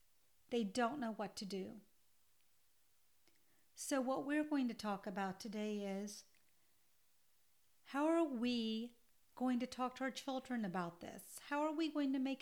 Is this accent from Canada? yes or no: no; Georgia, United States; I grew up in the South in Georgia in the 1970s